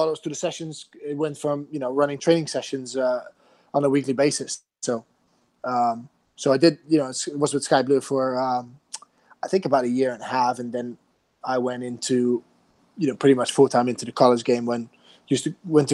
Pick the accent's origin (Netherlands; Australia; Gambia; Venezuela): Netherlands; moved away as an adult; also born or lived in New Jersey; now in United States; I'm from Holland originally, came to the U.S. Right after finished college